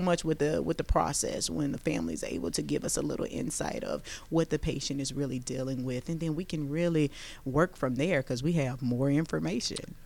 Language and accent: English; Baton Rouge, Louisiana, United States; now in Georgia, United States; we're both from Baton Rouge, Louisiana